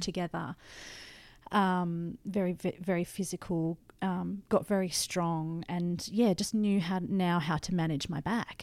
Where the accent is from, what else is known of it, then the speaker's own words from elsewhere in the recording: Blue Mountains, New South Wales, Australia; I grew up in the Blue Mountains